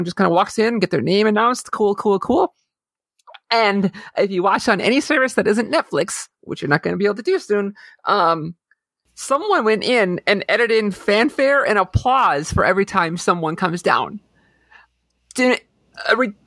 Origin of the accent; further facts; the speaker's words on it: Detroit, Michigan, United States; moved away; I had to go back home to Detroit, or my hometown